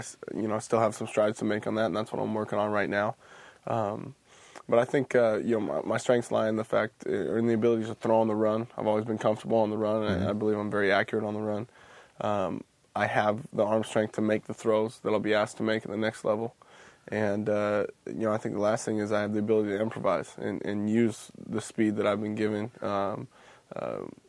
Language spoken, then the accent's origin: English; Washington, United States; Growing up in Washington